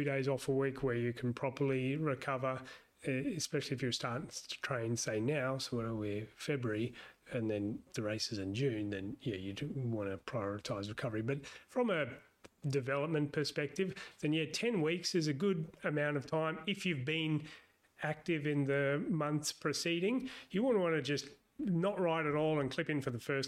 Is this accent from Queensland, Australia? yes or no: no; Sydney, New South Wales, Australia; moved away as an adult; also born or lived in Hobart, Australia; now in United States; I'm from Sydney originally